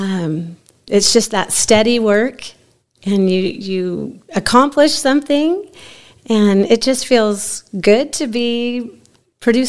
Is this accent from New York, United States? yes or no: no; Ventura, California, United States; moved away as an adult; I grew up in Ventura, California, about 60 miles north of Los Angeles.